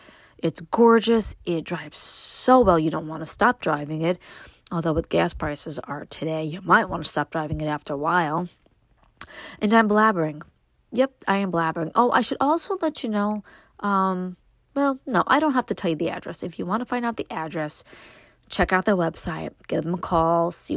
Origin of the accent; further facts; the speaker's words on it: New York City, New York, United States; now in Upstate New York, United States; what it was like for me growing up in Brooklyn